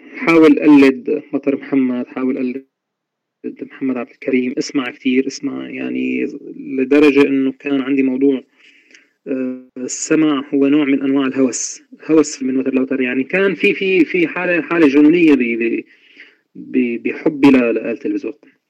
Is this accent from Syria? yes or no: yes; Al-Bab, Aleppo Governorate, Syria; من مواليد مدينة آه، حلب بريف حلب منطقة الباب عام 1978 ولدت في ريف مدينة حلب ودرست فيها طبعا للابتدائية والإعدادية والثانوية